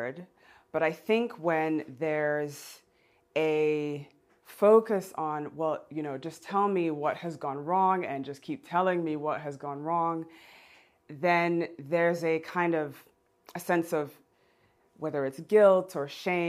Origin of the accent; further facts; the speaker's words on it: Geneva, Switzerland; growing up in Geneva